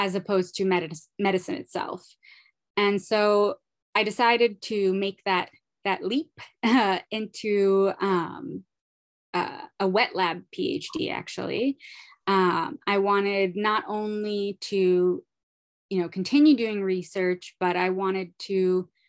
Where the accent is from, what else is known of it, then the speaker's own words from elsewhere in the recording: Brooklyn, New York, United States; I'm originally from Brooklyn, New York